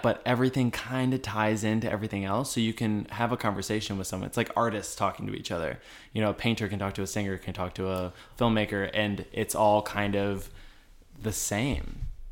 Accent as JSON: {"language": "English", "town": "Detroit", "region": "Michigan", "country": "United States", "moved": "as an adult", "lives_now": "New York, United States", "said": "We are from Detroit"}